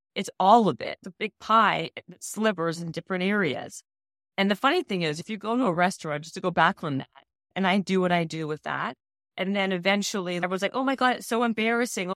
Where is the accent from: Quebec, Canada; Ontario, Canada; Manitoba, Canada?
Manitoba, Canada; Winnipeg; moved away; I'm Canadian and I was from Winnipeg, living in Winnipeg